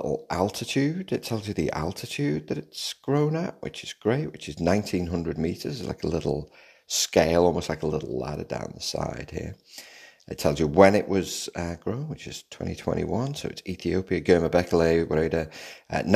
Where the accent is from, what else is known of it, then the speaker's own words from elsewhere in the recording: Liverpool, North West England, United Kingdom; growing up in Liverpool, it's about music, lad.